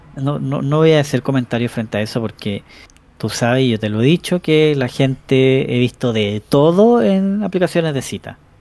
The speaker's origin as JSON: {"language": "Spanish", "town": "Chillán", "region": "Ñuble", "country": "Chile", "also_born_or_lived": "Ñuñoa, Santiago", "moved": "yes", "lives_now": "Santiago, Chile", "said": "mi dirección electoral estaba puesta en Chillán. Pero como yo me cambié a Ñuñoa"}